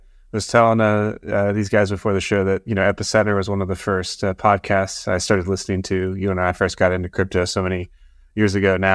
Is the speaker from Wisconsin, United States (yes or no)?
yes; Wisconsin, United States; So, I actually grew up far away from all this stuff. I grew up in Wisconsin. You know, I didn't grow up on a farm per se, but I certainly didn't grow up in the big city.